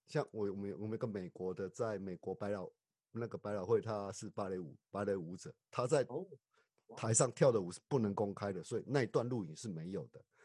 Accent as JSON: {"language": "Chinese", "country": "Taiwan", "also_born_or_lived": "Tainan, Taiwan", "moved": "yes", "lives_now": "Kagawa, Japan", "said": "我们台湾人对于信仰这个部分的话，其实我们对信仰这个部分还是非常地坚贞与虔，虔诚的"}